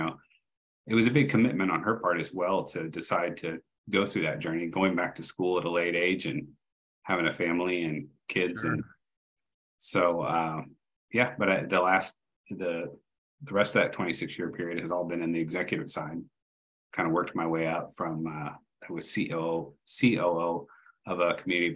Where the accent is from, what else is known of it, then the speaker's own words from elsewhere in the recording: Austin, Texas, United States; moved away; I'm originally from Austin, Texas